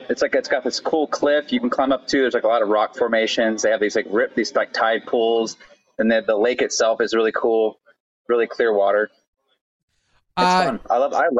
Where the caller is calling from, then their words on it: Madison, Wisconsin, United States; I'm in Madison, Wisconsin. I'm at the Vintage Brewery.